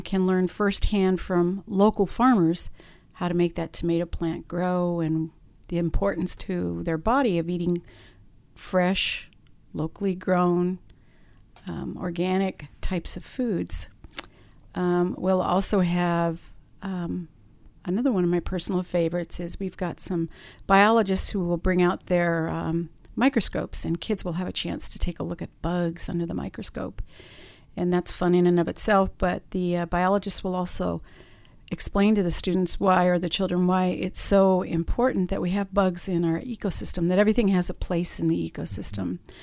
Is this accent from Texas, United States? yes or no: no; Southern California, United States; moved away as an adult; now in Stockton, United States; I'm from Southern California